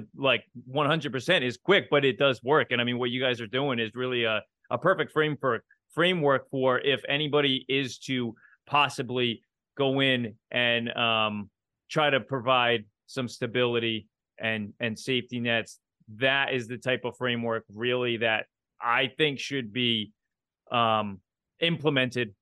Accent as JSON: {"language": "English", "country": "United States", "said": "as an American"}